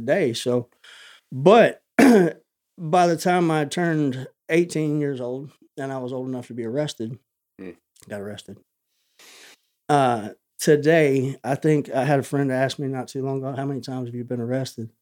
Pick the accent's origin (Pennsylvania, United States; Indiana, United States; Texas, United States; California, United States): Texas, United States; Tomball; I was born here in Tomball, Texas. I have lived 30 minutes from here the majority of my life.